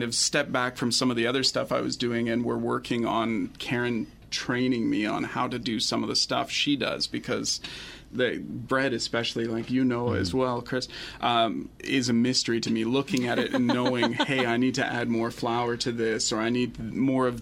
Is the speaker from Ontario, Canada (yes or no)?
yes; Guelph, Ontario, Canada; now in Blyth, Canada; I come from Guelph, which is a very friendly city on its own